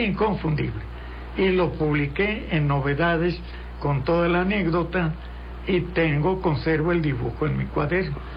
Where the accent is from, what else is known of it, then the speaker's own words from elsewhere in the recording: Mexico; yo soy periodista mexicano